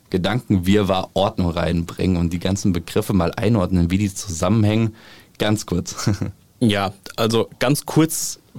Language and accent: German; Mainz, Rhineland-Palatinate, Germany; ich komme aus Mainz, die ganze Zeit in Rheinland-Pfalz gelebt